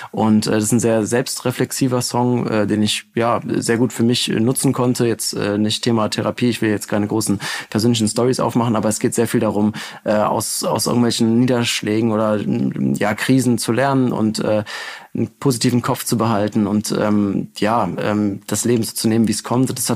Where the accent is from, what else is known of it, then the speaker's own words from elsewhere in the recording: North Rhine-Westphalia, Germany; endlich auch mal eine Hymne für meine Heimatstadt. Also für alle Gladbacher, gebt euch das, wenn ihr nach, äh, nach Hause fahrt über Weihnachten.